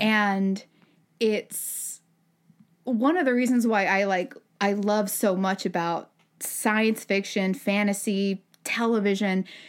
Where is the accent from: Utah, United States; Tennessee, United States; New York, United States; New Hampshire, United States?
Utah, United States; Utah Valley, United States; I grew up in Utah Valley, Utah